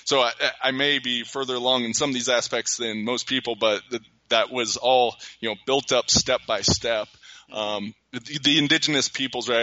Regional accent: United States; I was a standard white kid growing up in America

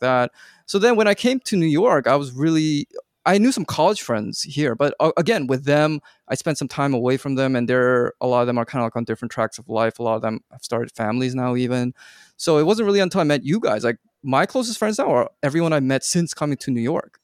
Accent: Vancouver, British Columbia, Canada; moved away as an adult; also born or lived in Korea; I grew up in Vancouver, but then I went off for college quite far away, and then my parents moved back to Korea

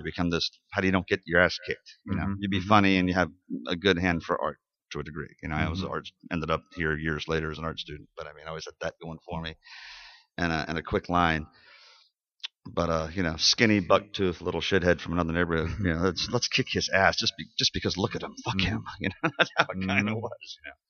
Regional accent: Virginia Beach, Virginia, United States; moved away as an adult; also born or lived in Chico, California; now in Richmond, United States; I mean, I'm from Virginia Beach where there's no culture. There's no downtown. There's no – everything's new and just shitty, and it just sucks, and I fucking hate that place.

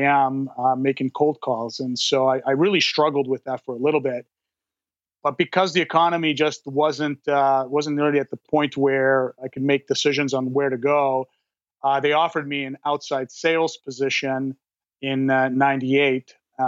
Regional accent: Montreal, Quebec, Canada; moved away as an adult; now in Calgary, Canada; I was born and raised in Montreal, and most of my youth and growing up was in Montreal. I went to university there. I graduated in mechanical engineering at the University of Concordia.

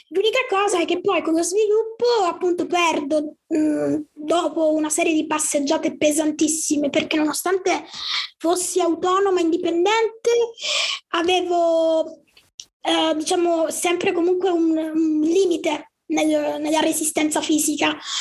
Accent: Palermo, Sicily, Italy; sono di Palermo, quindi sono siciliana

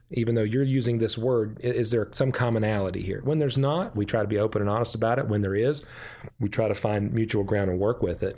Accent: West Virginia, United States; I pastor a small church in a small town in, uh, my home state of West Virginia

